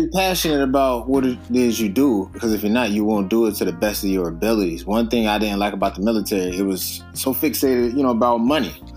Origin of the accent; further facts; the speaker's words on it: Youngstown, Ohio, United States; moved away as an adult; also born or lived in Maryland / San Bernardino, California / San Diego, California; I'm originally from Youngstown, Ohio, small city